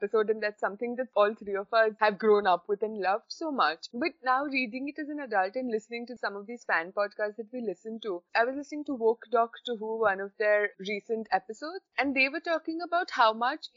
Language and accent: English; India; now in United Kingdom; I'm in the UK from India